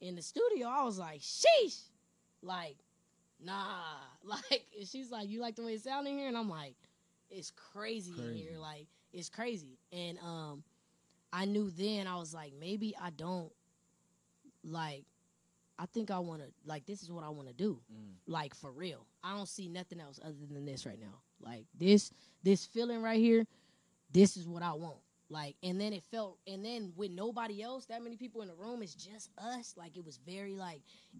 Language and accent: English; San Bernardino, California, United States; also born or lived in Indio, California; my hometown